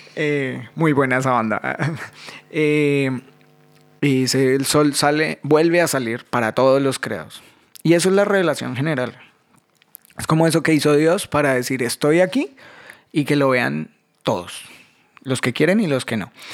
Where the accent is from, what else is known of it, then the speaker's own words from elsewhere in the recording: Colombia; now in Buenos Aires, Argentina; yo soy más colombiano que el ajiaco